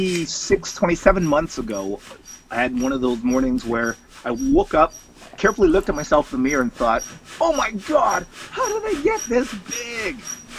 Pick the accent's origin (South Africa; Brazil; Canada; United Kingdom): Canada; Scarborough, Ontario; Yes, I did. Grew up along the Scarborough Bluffs. I grew up in a small suburb called Guildwood.